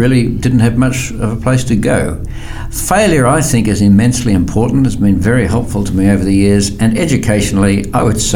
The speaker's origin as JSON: {"language": "English", "town": "Sydney", "region": "New South Wales", "country": "Australia", "tie": "born or raised there", "said": "I grew up in Sydney, Australia"}